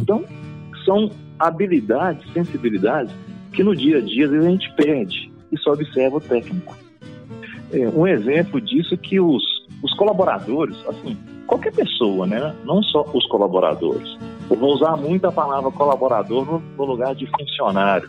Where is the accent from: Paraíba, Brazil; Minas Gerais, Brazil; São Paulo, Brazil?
Minas Gerais, Brazil; Itabira; sou natural de Minas Gerais